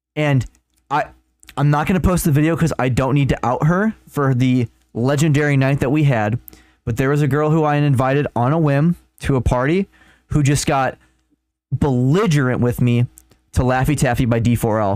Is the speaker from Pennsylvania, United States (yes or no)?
no; Chicago, Illinois, United States; we're also from Chicago area